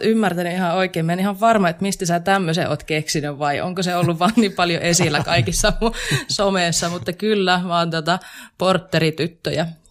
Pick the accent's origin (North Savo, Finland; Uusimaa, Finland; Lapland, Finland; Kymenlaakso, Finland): North Savo, Finland; Kuopio; moved away as an adult; now in Jyväskylä, Finland; mä tuun Kuopiosta. Ja siis se pitää aina mainita ensimmäisenä, koska mä oon hyvin ylpeä siitä, että mä oon pohjoissavolainen